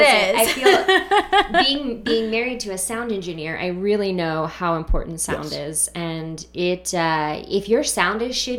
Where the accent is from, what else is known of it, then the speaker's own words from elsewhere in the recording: Mississippi, United States; moved away; I'm from Mississippi originally